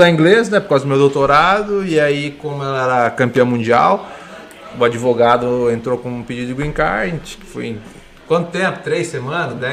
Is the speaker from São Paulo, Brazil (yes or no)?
yes; Botucatu, São Paulo, Brazil; moved away; also born or lived in Santos / Londrina; Eu sou de Botucatu, eu sou nascido em Santos, mas fui criado em Botucatu, é interior de São Paulo.